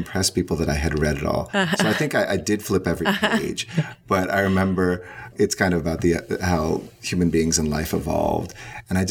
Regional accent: United States; we grew up in the United States

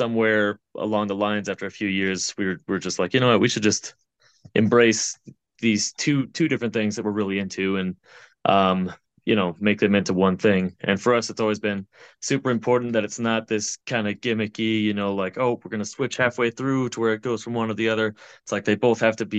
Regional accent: Colorado, United States; we're all from Colorado, most of us born and raised

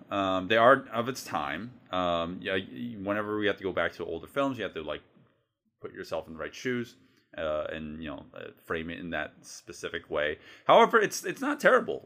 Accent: United States; I'm a American

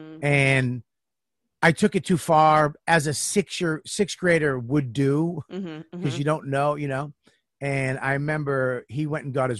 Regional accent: Medford, Massachusetts, United States; moved away; I grew up in Medford

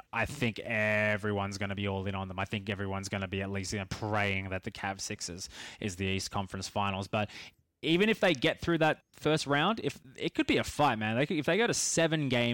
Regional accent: Australia; being Australian

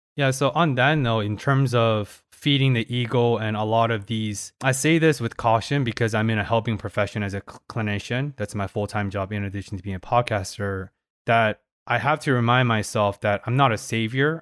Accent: Paris, Île-de-France, France; I was born in Paris

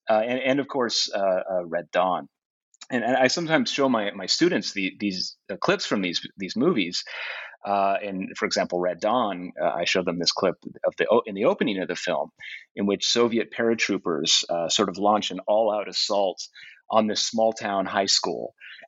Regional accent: northern Arizona, United States; also born or lived in Southern California; I'm originally from Southern California, but grew up in a small sort of mountain town in northern Arizona.

